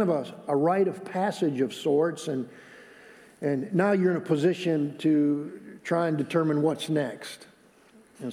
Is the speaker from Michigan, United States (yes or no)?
yes; Michigan, United States; moved away; He was my pastor where I grew up in Michigan